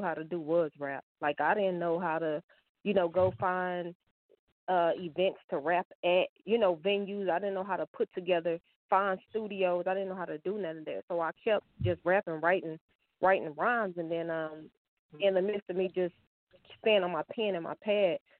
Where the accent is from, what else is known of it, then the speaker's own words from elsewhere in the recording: Dallas, Texas, United States; I'm from Dallas, Texas